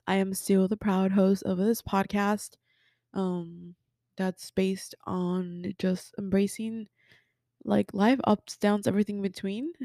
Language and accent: English; Mexico; first language Spanish; English is a second language; moved away; also born or lived in Texas; I was born in Texas, but I was raised in Mexico. My first language is Spanish